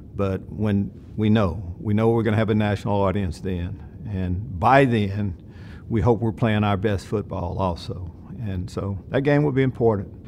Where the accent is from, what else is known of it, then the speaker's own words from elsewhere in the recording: East Texas, United States; I grew up in East Texas